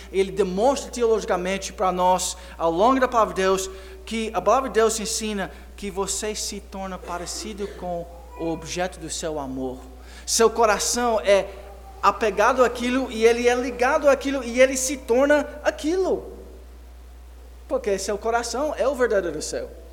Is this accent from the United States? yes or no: yes; United States; moved away; como criança, eu cresci nos Estados Unidos